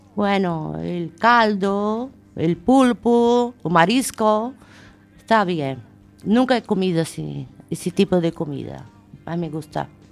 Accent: Brazil; moved away as an adult; now in Spain; Yo soy Brasil soy brasileira y llevo aquí ya bastantes años y contenta de estar en España.

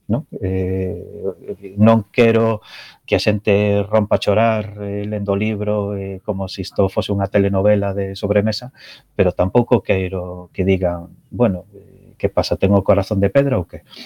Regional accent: Betanzos, Galicia, Spain; eu son de Betanzos, e a miña familia de Betanzos

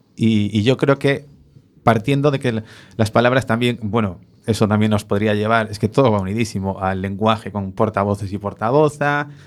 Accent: Spain; somos muy, muy españoles

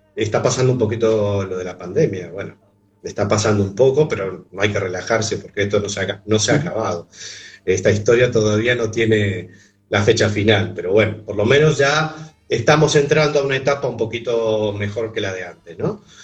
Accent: Montevideo, Uruguay; yo soy de Montevideo

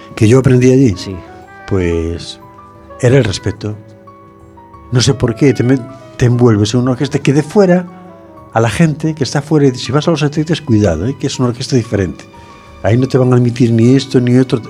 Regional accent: Fene, Galicia, Spain; mi pueblo, en Sillobre

